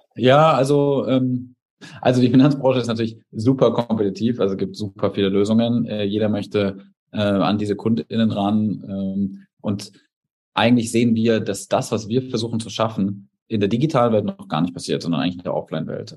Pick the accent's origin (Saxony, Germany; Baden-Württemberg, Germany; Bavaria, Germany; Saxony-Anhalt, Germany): Bavaria, Germany; Erlangen; also born or lived in Munich; now in Berlin, Germany; ich komme aus Erlangen, ähm, das ist in Bayern